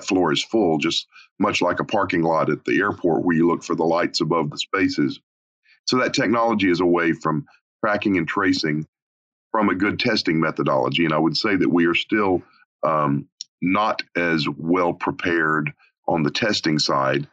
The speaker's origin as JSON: {"language": "English", "region": "Arkansas", "country": "United States", "tie": "born or raised there", "moved": "yes", "said": "a small town, my hometown in Arkansas"}